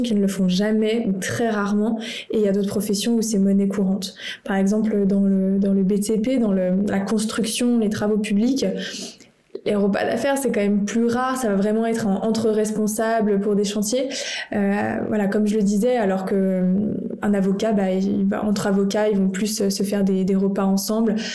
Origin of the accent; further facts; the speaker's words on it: France; en tant que Français